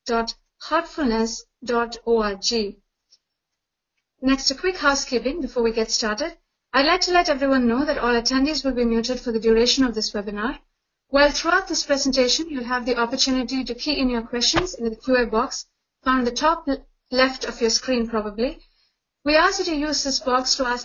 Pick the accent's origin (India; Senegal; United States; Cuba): India; Chennai, Tamil Nadu; now in Canada; tuning in from Chennai, India, which is also my hometown.